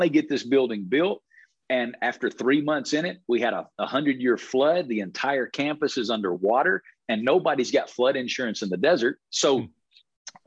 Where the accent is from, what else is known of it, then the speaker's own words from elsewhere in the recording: the Bible Belt, United States; moved away as an adult; now in Las Vegas, United States; I came from the Bible Belt, where I was raised in a Christian family